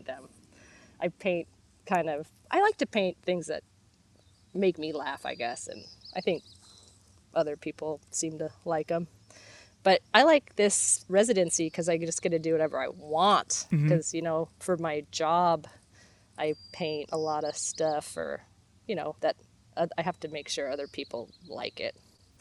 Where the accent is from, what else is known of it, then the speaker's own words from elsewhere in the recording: Bellingham, Washington, United States; moved away; I'm from Bellingham, Washington